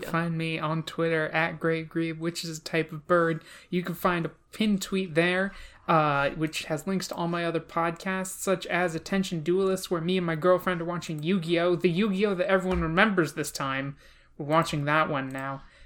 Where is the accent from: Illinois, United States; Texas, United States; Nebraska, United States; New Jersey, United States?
New Jersey, United States; I'm from New Jersey